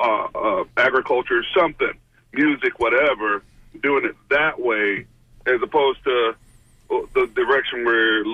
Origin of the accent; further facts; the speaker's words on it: Tampa, Florida, United States; I'm actually from Tampa